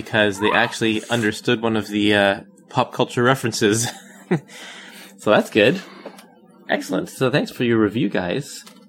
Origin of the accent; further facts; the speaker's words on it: Canada; also born or lived in Vancouver; we're from Canada, right? We live in Vancouver